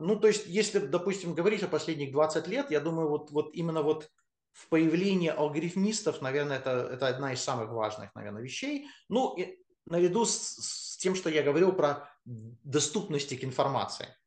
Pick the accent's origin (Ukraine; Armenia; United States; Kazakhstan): United States; moved away as an adult; now in Russia; я родился в Штатах, я вырос в Штатах, а, приехал я в Россию только после универа